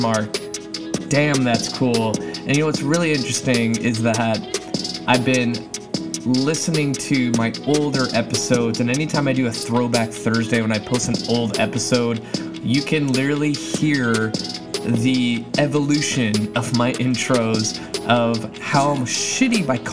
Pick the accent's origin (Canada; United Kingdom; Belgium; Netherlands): Canada; my home country, Canada